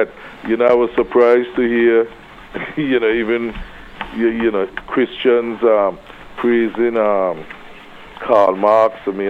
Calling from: Anguilla; Yes, I'm calling from Anguilla

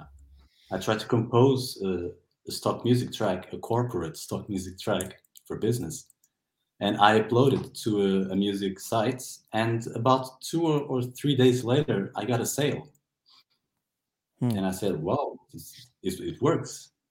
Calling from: Castelo Branco, Centro, Portugal; English is a second language; I'm calling from Portugal. In a city called Castelo Branco, which literally means White Castle.

